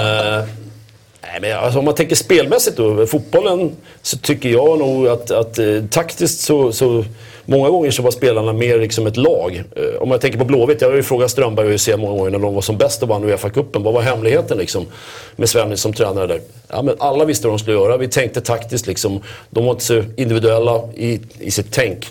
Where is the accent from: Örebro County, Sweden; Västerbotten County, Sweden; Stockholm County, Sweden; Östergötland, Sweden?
Stockholm County, Sweden; Stockholm; inte fasen sitter vi som stockholmare och säger Rögle